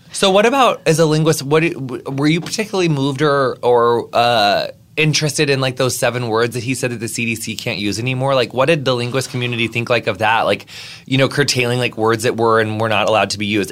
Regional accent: United States; my entire like you know adolescent childhood life in in my hometown

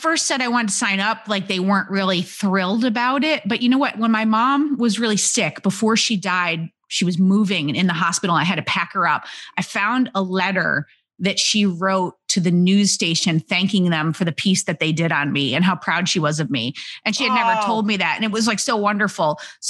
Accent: Homer, New York, United States; I was born a small white baby in upstate New York. Where? Homer, New York.

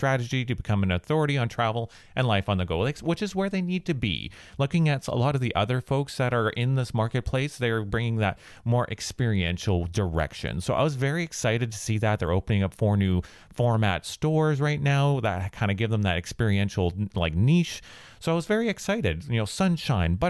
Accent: Western Canada, Canada; growing up in Western Canada

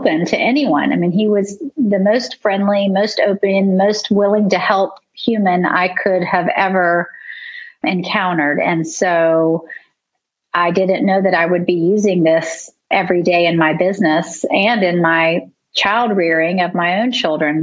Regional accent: Charleston, South Carolina, United States; also born or lived in New York; I grew up in Charleston.

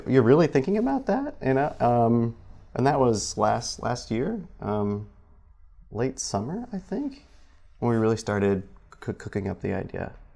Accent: Michigan, United States; moved away as an adult; now in South Bend, United States; back home i-, in Michigan

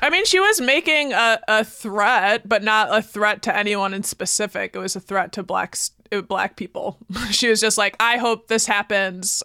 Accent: Baraboo, Wisconsin, United States; growing up in Baraboo

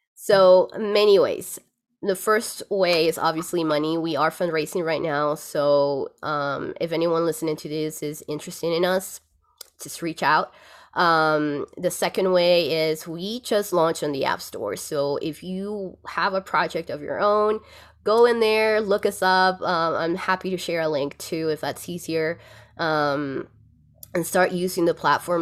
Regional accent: Lima, Peru; moved away as an adult; now in Aspen, United States; I'm originally from Lima, Peru

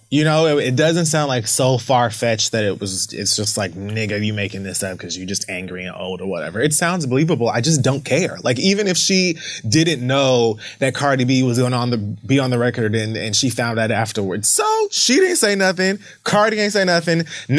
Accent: Bronx, New York, United States; he knows that I'm like, I'm passionate and I'm from the Bronx and whatever, whatever.

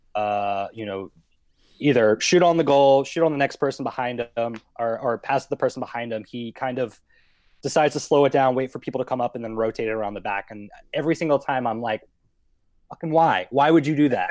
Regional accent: Atlanta, Georgia, United States; moved away; I'm from Atlanta

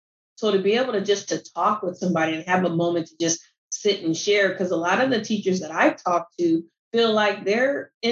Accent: Omaha, Nebraska, United States; moved away as an adult; now in Palm Beach County, United States; I'm originally from Omaha, Nebraska.

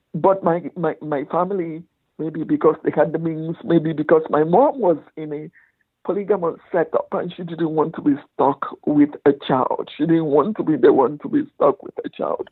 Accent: Aba, Abia, Nigeria; my childhood started in my village because most of the Igbo people ran to the villages to avoid the war

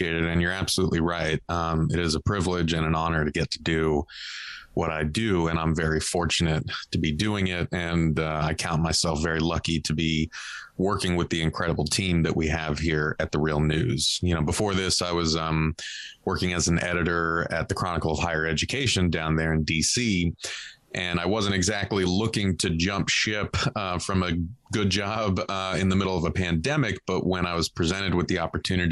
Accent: Southern California, United States; I grew up in Southern California, very Catholic

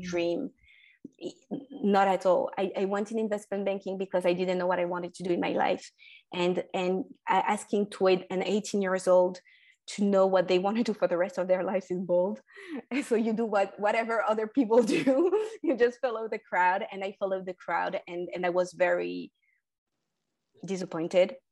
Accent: France; also born or lived in North Africa; I was born and raised in France

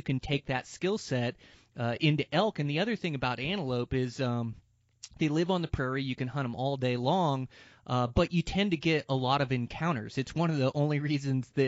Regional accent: Montana, United States; my home state of Montana in this amazing mountain range of like the Gravelies that's in my home range where I live

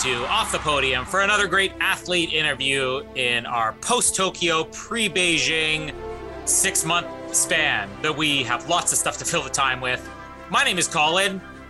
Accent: Canada; as a Canadian watching this

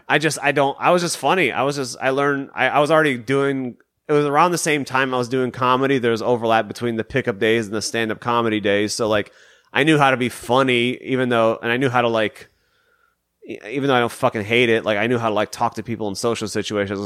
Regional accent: Detroit, Michigan, United States; I'm from Michigan, so I'm from the Detroit area

